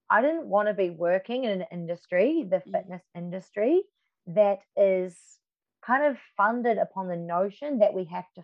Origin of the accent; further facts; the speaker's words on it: New Zealand; now in Melbourne, Australia; And then when I moved to Melbourne from New Zealand to study dance and musical theatre, um, I did.